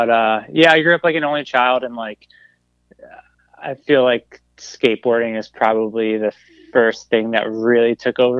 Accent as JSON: {"language": "English", "region": "New Jersey", "country": "United States", "tie": "born or raised there", "also_born_or_lived": "Boston / Lancaster, Pennsylvania", "moved": "yes", "said": "I grew up in New Jersey, and I was an only child"}